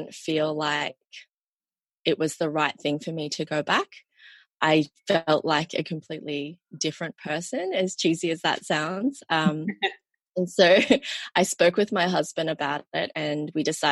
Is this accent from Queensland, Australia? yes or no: no; Sydney, New South Wales, Australia; also born or lived in Malaysia; I'm from Sydney, Australia